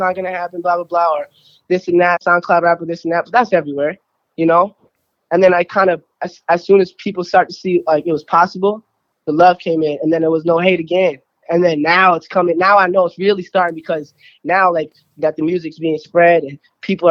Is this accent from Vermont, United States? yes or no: yes; Burlington, Vermont, United States; I am from Burlington, Vermont